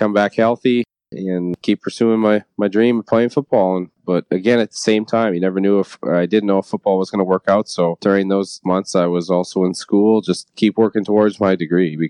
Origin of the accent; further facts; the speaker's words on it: Weyburn, Saskatchewan, Canada; growing up in Saskatchewan